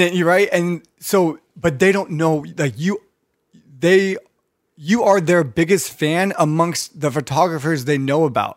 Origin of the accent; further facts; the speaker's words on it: Redondo Beach, California, United States; I grew up in North Redondo too